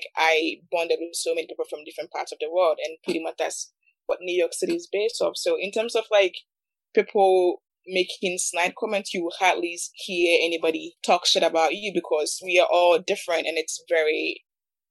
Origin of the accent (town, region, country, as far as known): Ghana; now in United States